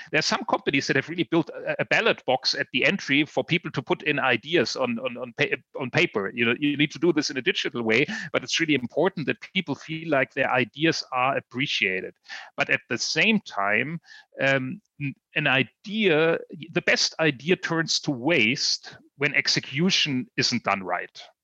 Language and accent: English; Mainz, Rhineland-Palatinate, Germany; Biontech. Um, it's a company right out of here, my hometown